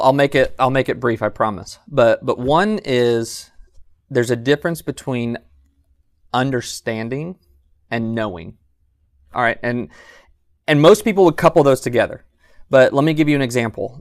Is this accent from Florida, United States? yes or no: no; Southern California, United States; moved away as an adult; also born or lived in San Jose, California; now in Athens, Alabama, United States; I grew up in Southern California and was preaching actually in Northern California, San Jose area